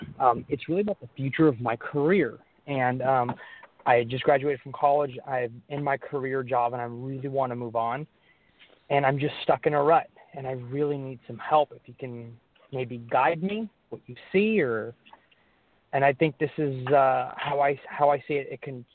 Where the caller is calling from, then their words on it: Fairfield, California, United States; I am calling from Fairfield, California.